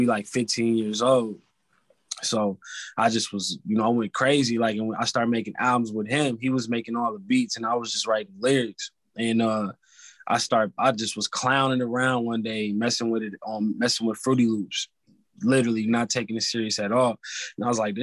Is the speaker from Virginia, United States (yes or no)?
no; California, United States; also born or lived in Atlanta, Georgia; I'm from Cali